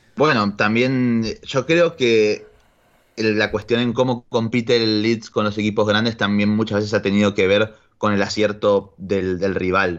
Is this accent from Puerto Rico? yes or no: no; Argentina; como buen ciudadano argentino